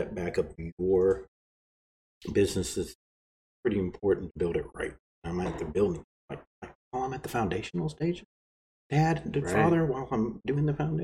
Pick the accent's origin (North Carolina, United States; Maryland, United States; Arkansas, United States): Arkansas, United States; I'm from Arkansas